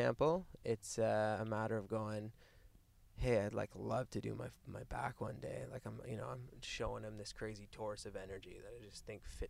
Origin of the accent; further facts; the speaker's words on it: Cornwall, Ontario, Canada; moved away; I'm like from Cornwall, Ontario.